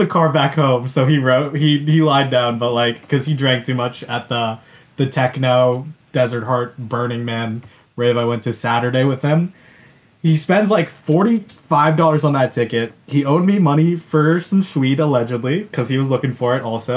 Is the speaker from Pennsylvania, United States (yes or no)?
yes; Lancaster, Pennsylvania, United States; I'm from Lancaster, too